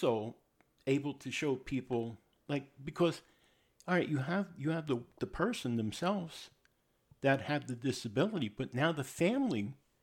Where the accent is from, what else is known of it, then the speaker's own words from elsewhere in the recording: New York, United States; I'm from New York.